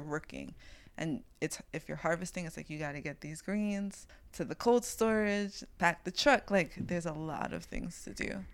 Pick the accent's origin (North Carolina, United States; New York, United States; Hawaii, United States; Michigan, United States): New York, United States; New York City; I'm from East New York and I'm a floral designer